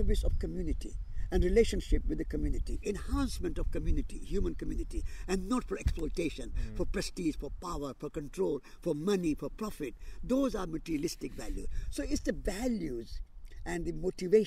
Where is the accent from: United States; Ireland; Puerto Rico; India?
India; moved away; I am an Indian